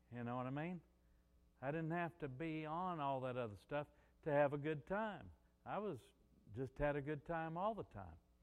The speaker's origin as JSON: {"language": "English", "region": "Missouri", "country": "United States", "also_born_or_lived": "New Orleans", "moved": "as an adult", "said": "I was from Missouri."}